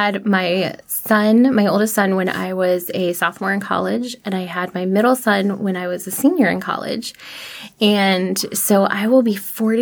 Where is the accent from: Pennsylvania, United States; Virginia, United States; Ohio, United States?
Virginia, United States; Prince William County; I grew up in Prince William County